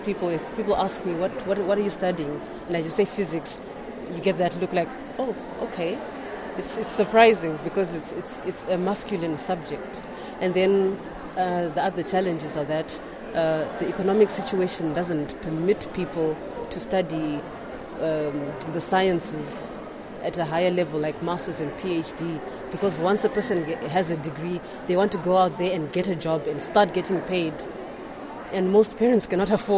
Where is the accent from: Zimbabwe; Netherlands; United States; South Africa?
Zimbabwe; I'm from Zimbabwe